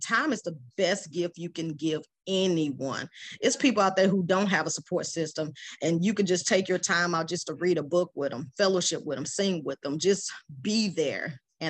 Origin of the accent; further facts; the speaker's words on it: Iraq; moved away; I think I came from Iraq at the time, and I had my children, single parent.